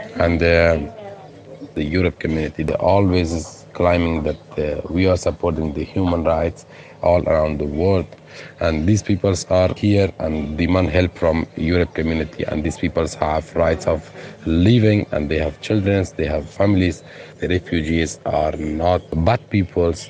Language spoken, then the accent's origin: English; Afghanistan; English is a second language; moved away as an adult; also born or lived in Moria camp, Lesbos, Greece; now in Lesbos, Greece; from Afghanistan, and I live with my family